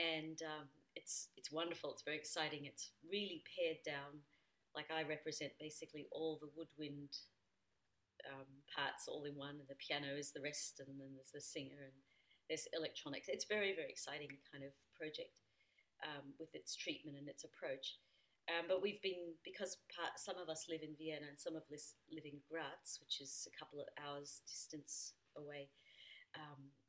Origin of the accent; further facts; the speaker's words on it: Australia; now in Austria; I'm an Australian citizen